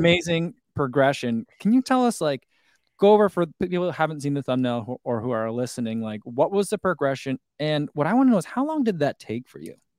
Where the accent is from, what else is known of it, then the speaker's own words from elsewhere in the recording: New Jersey, United States; also born or lived in St. Louis / Chicagoland; now in Crystal Lake, United States; I am originally from New Jersey